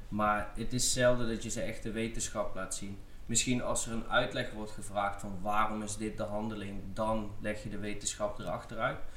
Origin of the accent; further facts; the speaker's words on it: South Limburg, Netherlands; moved away as an adult; also born or lived in Amsterdam / Heerlen; now in Herning, Denmark; ik ben opgegroeid in Zuid-Limburg